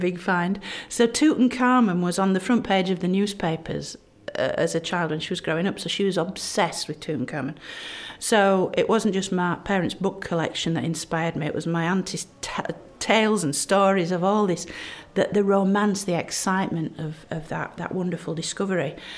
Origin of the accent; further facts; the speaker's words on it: Barnsley, Yorkshire and the Humber, United Kingdom; where I'm from, Yorkshire, and my hometown Barnsley